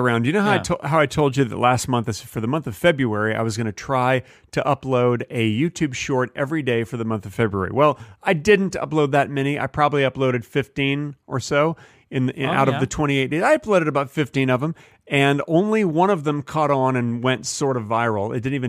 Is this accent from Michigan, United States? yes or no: no; Texas, United States; Listen, I grew up in Texas.